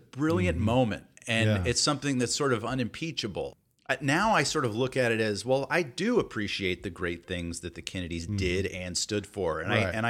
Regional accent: Atlanta, Georgia, United States; Yeah, I grew up in Atlanta, and and my parents are very Southern. Mom's from Tennessee, and Dad's from Alabama.

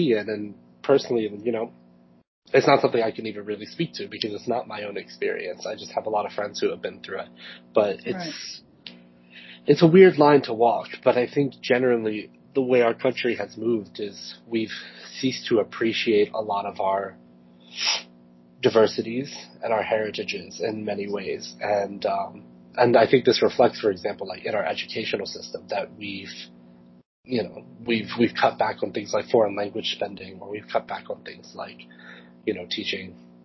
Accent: United States; first language English; we knew we were German and English, and we, you know, those are the kind of foods we ate, because Northern Maryland, Southern Central Pennsylvania

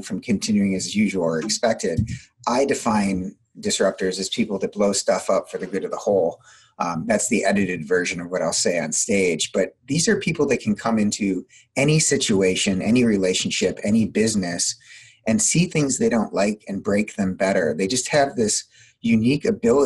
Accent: Midwest, United States; I'm also from the Midwest, so I tend to talk pretty quickly

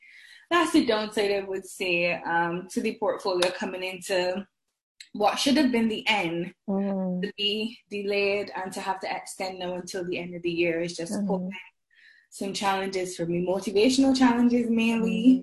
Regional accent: Barbados; moved away as an adult; also born or lived in Scotland / Liverpool, United Kingdom; now in United Kingdom; I am originally from the Caribbean island of Barbados

